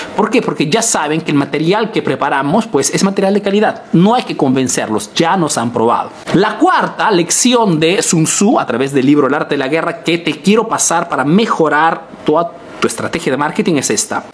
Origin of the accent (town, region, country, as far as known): Peru; now in Italy